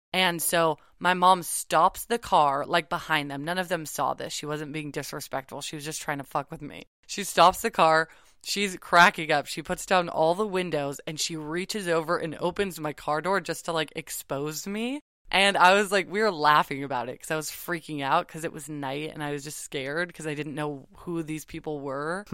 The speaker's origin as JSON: {"language": "English", "town": "Malibu", "region": "California", "country": "United States", "tie": "born or raised there", "said": "I grew up in Malibu"}